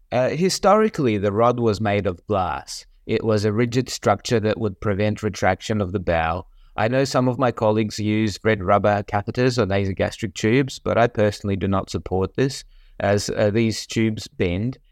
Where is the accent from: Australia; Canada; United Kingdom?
Australia; moved away as an adult; also born or lived in Melbourne, Australia / United States; I grew up in Australia and completed my surgical residency in Melbourne